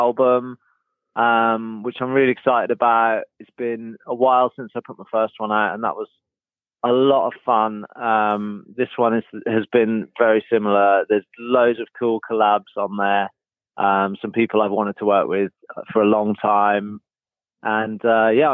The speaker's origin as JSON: {"language": "English", "area": "Norfolk", "region": "East of England", "country": "United Kingdom", "tie": "born or raised there", "said": "I grew up in Norfolk"}